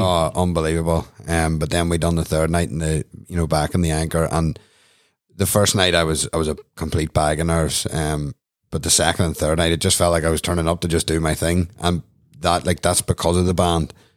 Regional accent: Newcastle, Northern Ireland, United Kingdom; I'm from Newcastle County Down

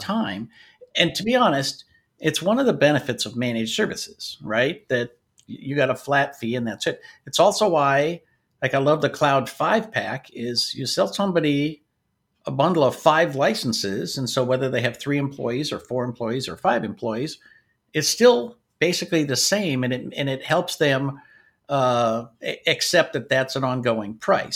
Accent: Washington, United States; also born or lived in North Dakota / Michigan; now in Sacramento, United States; we moved to Washington State

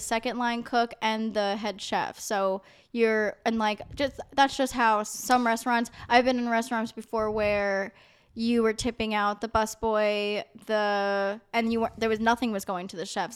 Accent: New York, United States; I am from New York

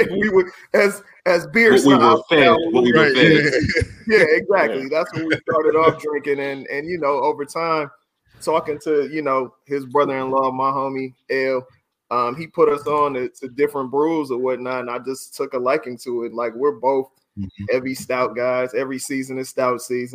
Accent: Oakland, California, United States; I'm from East Oakland.

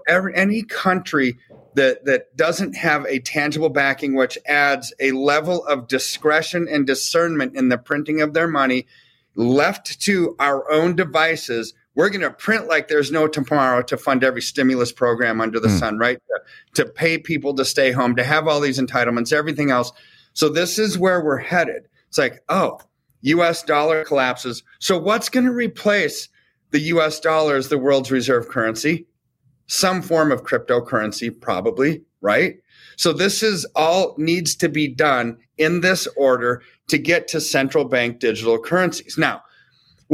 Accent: United States; I'm American.

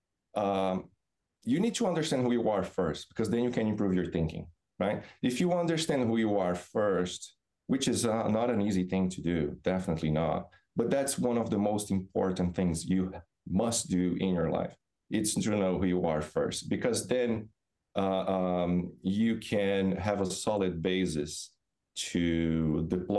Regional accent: Brazil; moved away as an adult; also born or lived in Florida, United States; now in Massachusetts, United States; So, I'm originally from Brazil. Grew up on beach town

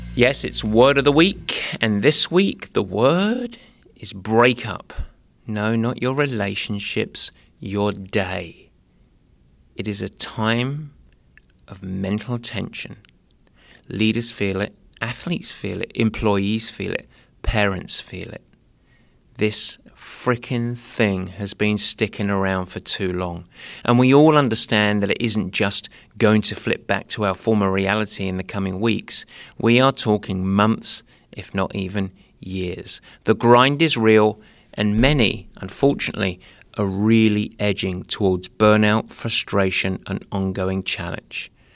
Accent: Essex, East of England, United Kingdom; youth, as I say, 'cause I'm from Essex

